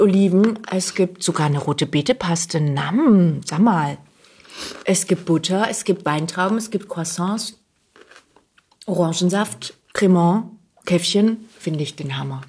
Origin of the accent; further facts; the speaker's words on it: Heidenheim, Baden-Württemberg, Germany; moved away as an adult; also born or lived in Bochum; now in Berlin, Germany; ich bin auf der, in Heidenheim groß geworden, auf der Schwäbischen Alb